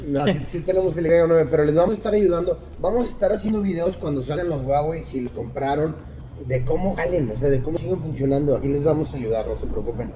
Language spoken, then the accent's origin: Spanish; Mexico